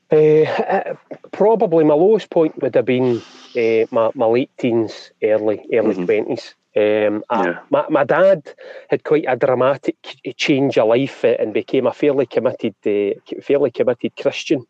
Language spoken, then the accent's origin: English; East Kilbride, Scotland, United Kingdom; also born or lived in Bellshill; born in Bells Hill, uh, and then brought up in East Kilbride